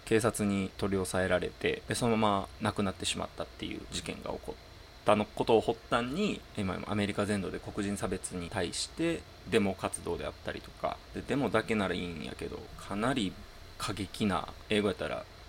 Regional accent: Japan; 在日韓国人でさ

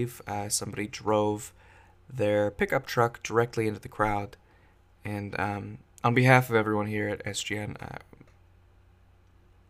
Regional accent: Bay Area, California, United States; now in Washington, United States; I'm from California. I grew up in the Bay Area

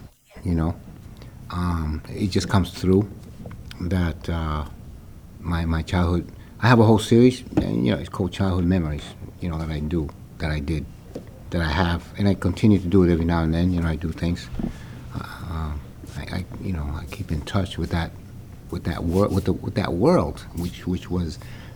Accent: Santiago, Dominican Republic; also born or lived in New York; now in Boston, United States; I was born in Santiago, Dominican Republic, in a little village called Bella Vista

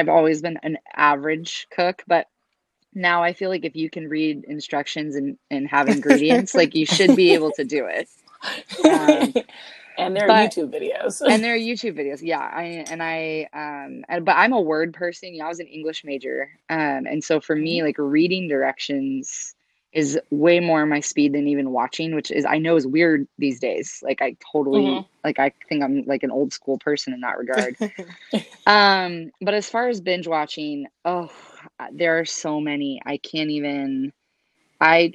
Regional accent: Pacific Northwest, United States; I'm originally from the Pacific Northwest

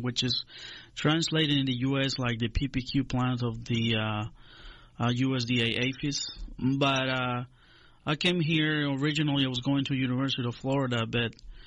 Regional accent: Honduras; moved away as an adult; also born or lived in Griffin, Georgia; now in Fulton County, Georgia, United States; I was born in Honduras, in Central America, in the 70s, late 70s.

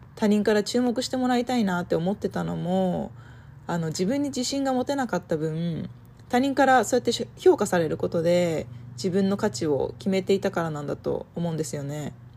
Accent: Nagano, Japan; moved away as an adult; also born or lived in Santa Barbara, California, United States / Germany; now in United States; 私は生まれも育ちも長野県で、あの、山に囲まれた田舎暮らしで育ちました。

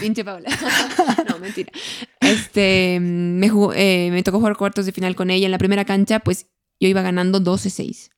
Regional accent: Bolivia; somos los bolivianos

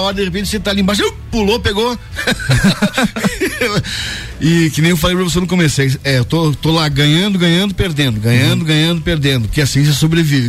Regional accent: Lages, Santa Catarina, Brazil; tô morando em Lages, tô... Uhum. Aqui é minha terra

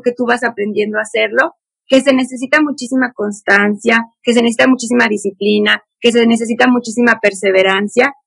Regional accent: San Luis Potosí, Mexico; also born or lived in Puebla, Mexico; yo nací en Puebla y nos fuimos a vivir, nos venimos a vivir a San Luis Potosí

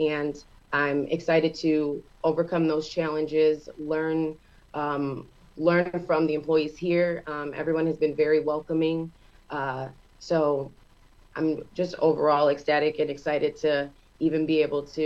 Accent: Geneva, New York, United States; born and raised Geneva, New York

